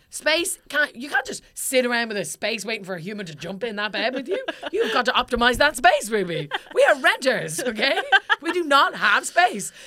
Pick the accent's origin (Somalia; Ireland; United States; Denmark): Ireland; now in London, United Kingdom; I'm Irish